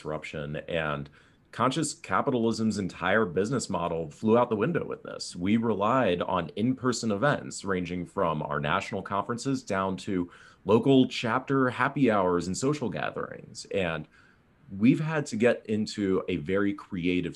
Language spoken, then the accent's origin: English; East Coast, United States; now in California, United States; I grew up on the East Coast